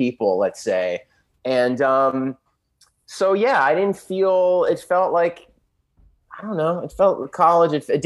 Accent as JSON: {"language": "English", "town": "San Diego", "region": "California", "country": "United States", "also_born_or_lived": "Los Angeles", "said": "I'm from San Diego"}